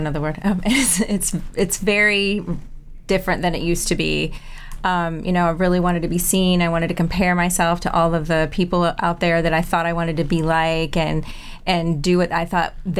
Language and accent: English; Michigan, United States; moved away as an adult; also born or lived in Germany / Europe; now in Charleston, United States; Growing up in Michigan